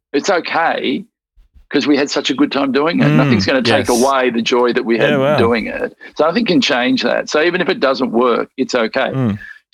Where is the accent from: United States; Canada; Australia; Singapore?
Australia; Melbourne, Victoria; I just went to Strathmore High in the northern suburbs of Melbourne